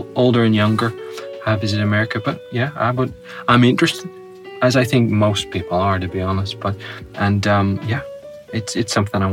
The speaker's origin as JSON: {"language": "English", "country": "United Kingdom", "said": "my region became part of the UK"}